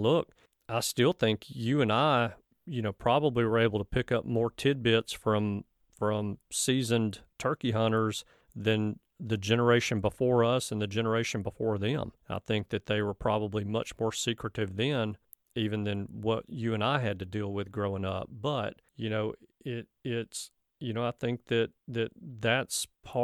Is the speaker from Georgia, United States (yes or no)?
no; Alabama, United States; I'm from Alabama